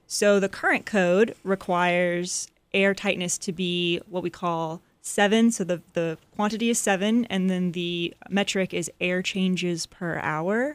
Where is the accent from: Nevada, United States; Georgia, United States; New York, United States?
Georgia, United States; Atlanta; also born or lived in North Carolina; After I moved back to Atlanta, so I'm from Atlanta, and when I moved home after college